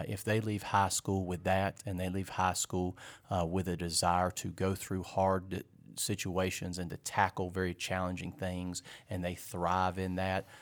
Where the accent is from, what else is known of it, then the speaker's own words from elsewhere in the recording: Fort Mill, South Carolina, United States; I was raised here in Fort Mill